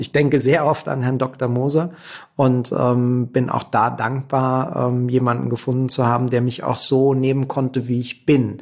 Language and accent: German; Berlin, Germany; Ich komme aus Berlin und bin selber Berliner